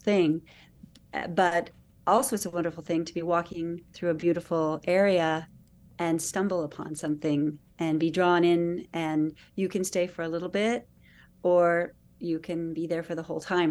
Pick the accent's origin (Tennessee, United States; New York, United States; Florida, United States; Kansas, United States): Kansas, United States; now in Boston, United States; I grew up in Kansas